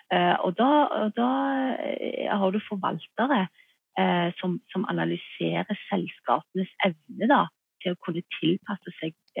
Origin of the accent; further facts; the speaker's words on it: Norway; her hjemme i Norge